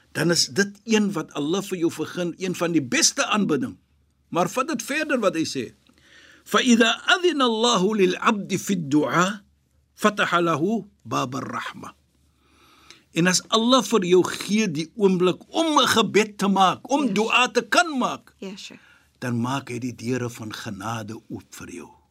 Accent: South Africa; ek is van Suid-Afrika. Ons is van Suid-Afrika

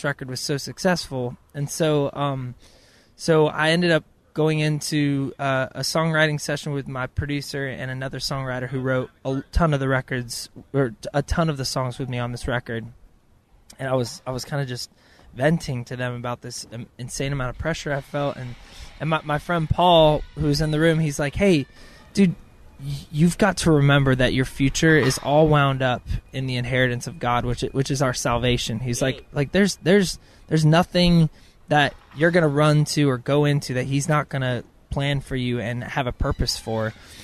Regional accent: Clovis, California, United States; moved away as an adult; now in Nashville, United States; I'm going to my hometown, Clovis, California

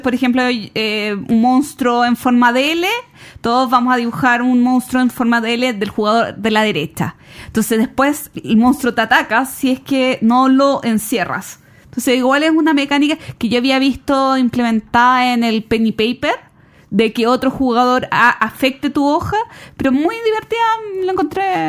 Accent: Chile

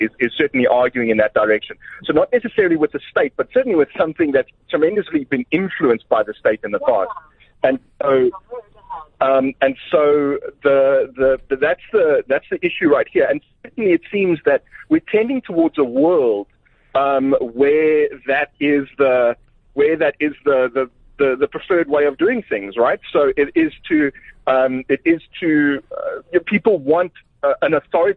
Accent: South Africa; us as South African as a whole

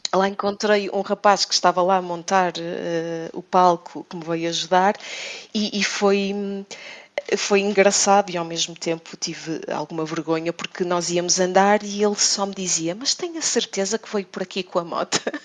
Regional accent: Porto, Norte, Portugal; eu sou do Porto

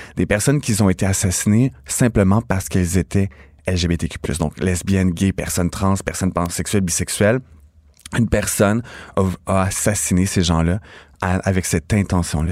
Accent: Napierville, Quebec, Canada; je viens de Naperville, en Montérégie, petit village

